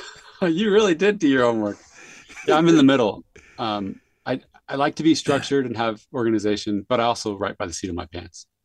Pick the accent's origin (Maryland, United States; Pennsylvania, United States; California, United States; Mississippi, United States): California, United States; San Jose; now in Utah, United States; I grew up in San Jose, California